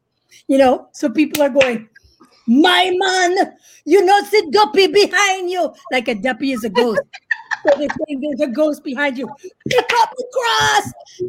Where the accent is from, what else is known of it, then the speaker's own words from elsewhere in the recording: Canada; yes, I'm Canadian.